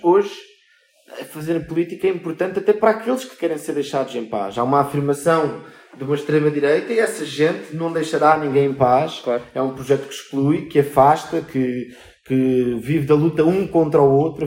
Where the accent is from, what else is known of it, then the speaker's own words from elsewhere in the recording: Albufeira, Algarve, Portugal; now in Lisbon, Portugal; eu venho até da Albufeira, ou seja, venho do. Ou não sou de Lisboa, agora vivo cá